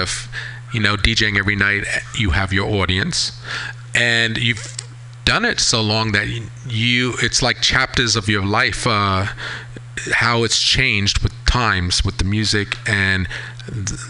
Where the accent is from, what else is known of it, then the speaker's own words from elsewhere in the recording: East Hampton, New York, United States; I grew up in East Hampton, so very seasonal.